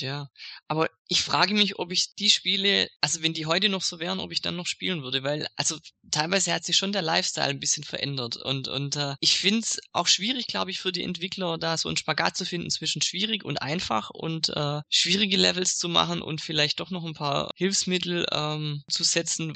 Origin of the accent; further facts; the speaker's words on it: Swabia, Germany; als Schwabe